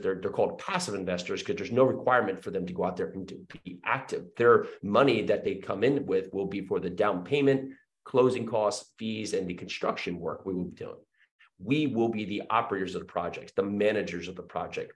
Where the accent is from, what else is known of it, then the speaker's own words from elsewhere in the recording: New Jersey, United States; moved away as an adult; also born or lived in New York City; now in Murfreesboro, United States; I was born and raised in New Jersey.